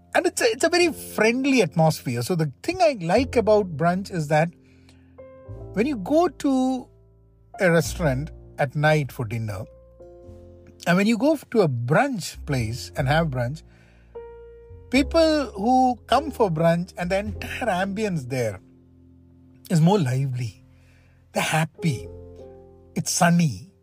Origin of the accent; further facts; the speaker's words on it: Kerala, India; moved away as an adult; also born or lived in Washington, D.C., United States; now in United States; Growing up in India, in Kerala